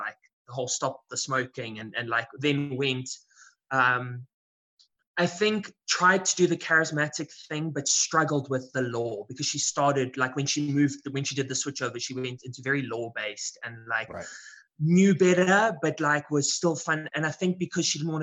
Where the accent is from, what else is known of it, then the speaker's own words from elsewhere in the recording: South Africa; I'm born and bred in South Africa.